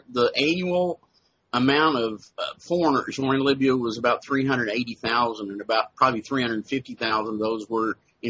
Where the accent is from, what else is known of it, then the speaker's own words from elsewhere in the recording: Texas, United States; Well, I was originally from Texas.